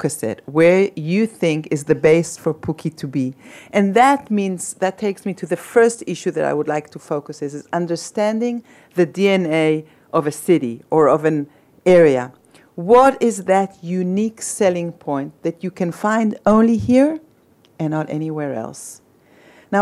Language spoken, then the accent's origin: English; Tel Aviv, Tel Aviv District, Israel; I'm born and raised in Tel Aviv and I live in Tel Aviv